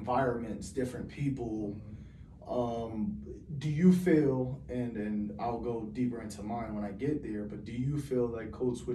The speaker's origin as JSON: {"language": "English", "town": "Hartford", "region": "Connecticut", "country": "United States", "tie": "born or raised there", "said": "Growing up in Hartford was life defining"}